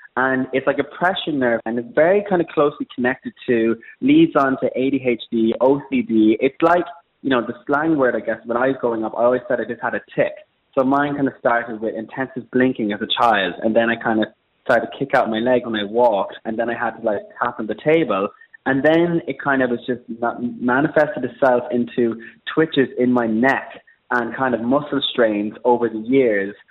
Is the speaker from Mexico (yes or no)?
no; Ireland; moved away as an adult; also born or lived in Abbeyleix, County Laois, Ireland; now in London, United Kingdom; I'm an Irish freelance makeup artist